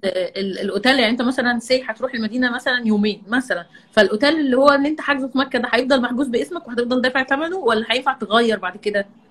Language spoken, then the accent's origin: Arabic; Egypt; احنا مصريين